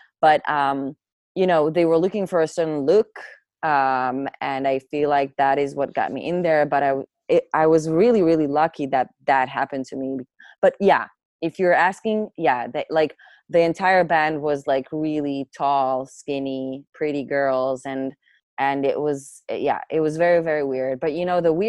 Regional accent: Atzmon, Northern District, Israel; English is a second language; also born or lived in Caesarea; I was born in a place called Atzmon, which is like a part of the Galil part of Israel, way up north

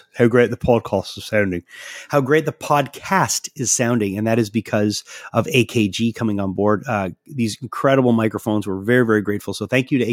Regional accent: Quebec, Canada; I'm from Quebec

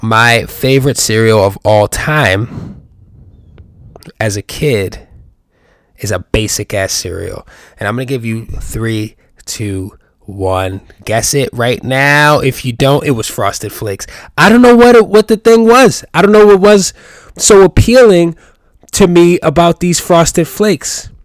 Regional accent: New York, United States; I'm a New Yorker.

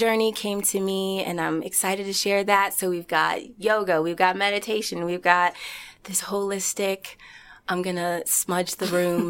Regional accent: Omaha, Nebraska, United States; I grew up in Omaha, Nebraska.

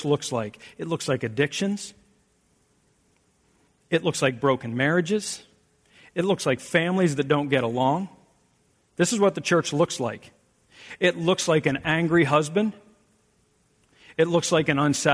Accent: South Central Pennsylvania, United States; now in Michigan, United States; I'm from South Central Pennsylvania

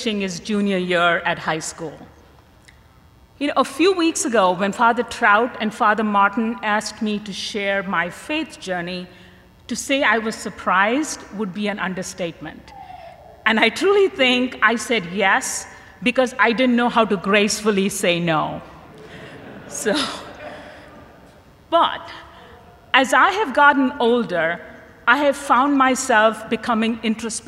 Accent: India; I grew up in India in a very devout Catholic family

